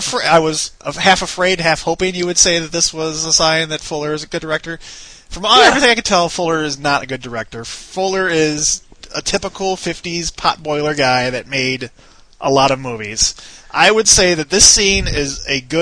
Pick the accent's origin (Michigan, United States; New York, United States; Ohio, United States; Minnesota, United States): Michigan, United States; Detroit; I come from Detroit